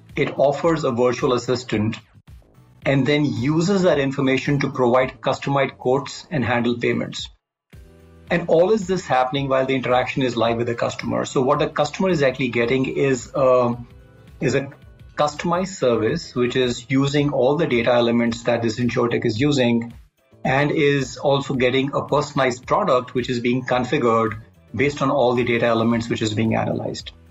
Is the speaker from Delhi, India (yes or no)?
yes; Delhi, India; also born or lived in Kashmir; I'm uh, born and brought up in Delhi largely, uh, though I must say I, I, spent some time in Kashmir.